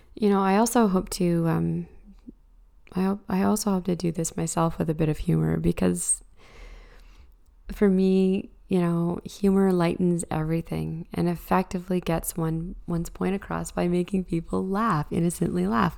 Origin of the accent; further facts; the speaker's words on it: Canada; as a Canadian